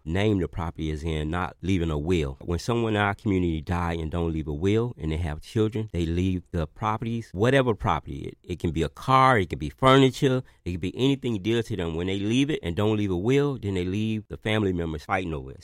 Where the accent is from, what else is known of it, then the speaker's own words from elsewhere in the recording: Miami, Florida, United States; growing up in Liberty City, I literally watched families lose their properties